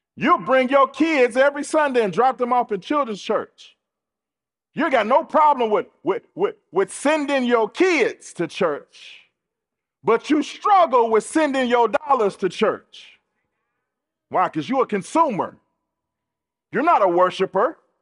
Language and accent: English; United States; we're American, and so we're used to consumerism